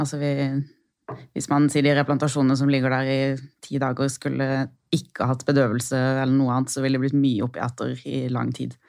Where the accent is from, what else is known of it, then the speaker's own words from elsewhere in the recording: Lillesand, Agder, Norway; moved away as an adult; now in Oslo, Norway; Jeg er fra Lillesand på Sørlandet.